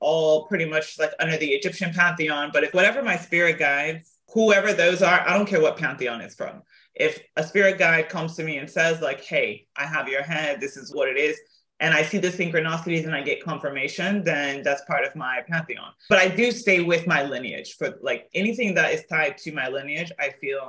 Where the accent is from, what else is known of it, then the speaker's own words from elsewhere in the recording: South Africa; moved away; also born or lived in Tennessee; I was raised in South Africa.